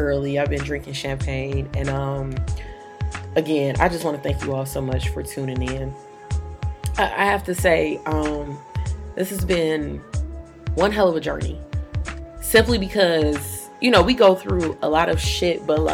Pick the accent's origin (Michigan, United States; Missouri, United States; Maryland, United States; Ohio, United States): Michigan, United States; Detroit; I grew up downtown in Detroit.